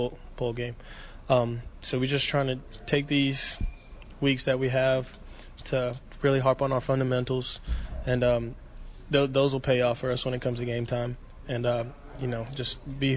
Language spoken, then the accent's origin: English; Georgia, United States; also born or lived in Bronx, New York; I actually moved like a week after I was born, and then I went back there when I was around like 5 years old, and then I've been in Georgia ever since